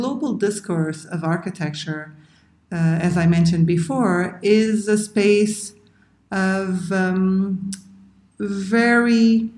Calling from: Cape Verde; the curator of Errant Praxis Project. I'm hailing you from Cabo Verde.

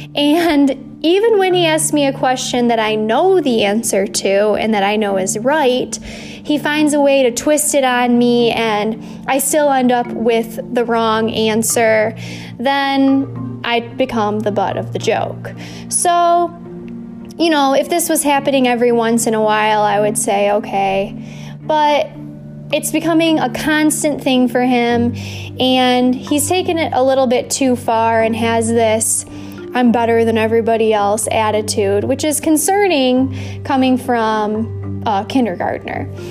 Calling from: Louisville, Kentucky, United States; I'm calling in from Louisville, Kentucky.

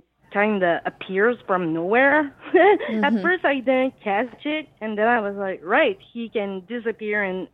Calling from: Quebec, Canada; from Quebec, Canada.

